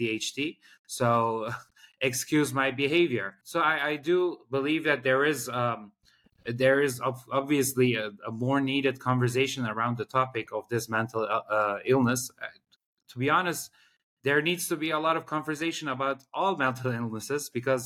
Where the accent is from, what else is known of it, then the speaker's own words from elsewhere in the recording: Netherlands; growing up in Holland